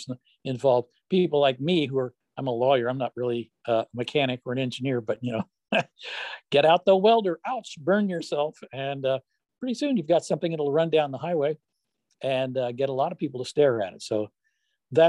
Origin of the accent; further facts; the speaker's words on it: West Virginia, United States; I was born and raised in West Virginia